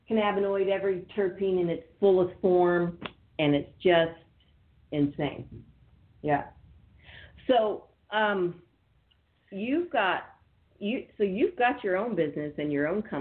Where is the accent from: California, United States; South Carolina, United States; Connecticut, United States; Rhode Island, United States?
California, United States; I grew up in Northern California, but I did live in LA for a little while.